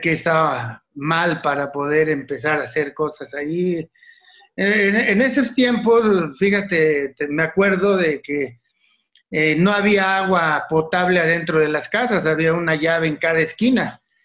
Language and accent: Spanish; Mexico City, Mexico; also born or lived in Iztacalco, Mexico City; nací en la colonia Ixtacalco. Ah. Este, de muy joven me fui a vivir al pueblo de Tlalpan por la salida a Cuernavaca, cerca del Estadio Azteca